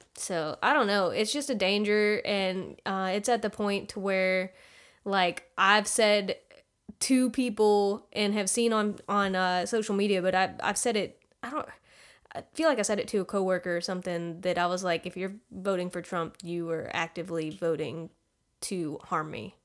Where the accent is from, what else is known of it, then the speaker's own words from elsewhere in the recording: United States; I'm from the U S